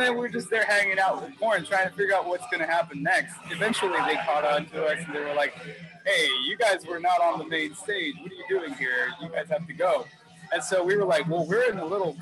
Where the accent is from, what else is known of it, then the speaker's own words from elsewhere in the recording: Texas, United States; I'm from Texas and the band, we were all from Texas